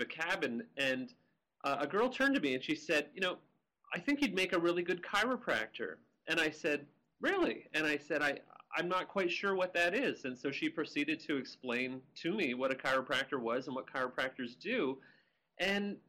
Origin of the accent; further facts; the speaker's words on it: Dunnville, Ontario, Canada; moved away as an adult; also born or lived in Las Vegas / New York; I'm Canadian. I grew up in a small town called Dunnville, Ontario, and it's close to where the Grand River meets Lake Erie